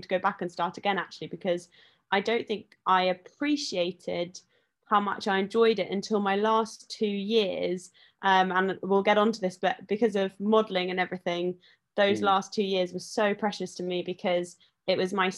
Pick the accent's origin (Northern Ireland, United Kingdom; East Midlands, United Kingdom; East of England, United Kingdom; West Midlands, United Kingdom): East of England, United Kingdom; Chipperfield; also born or lived in Chiswick, London; we moved to the country in Hertfordshire when I was five, and I've grown up there.